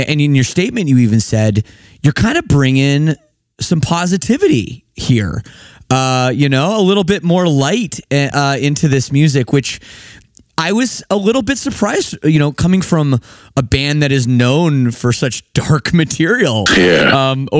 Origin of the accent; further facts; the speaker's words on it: Toronto, Ontario, Canada; moved away as an adult; now in Windsor, Canada; I'm from Toronto area originally. I've lived in Windsor for 3 years.